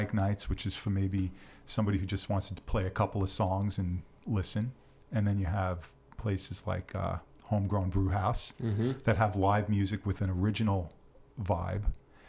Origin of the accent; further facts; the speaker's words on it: Long Island, New York, United States; accent: New York; now in Somerville, United States; I grew up in New York on the island.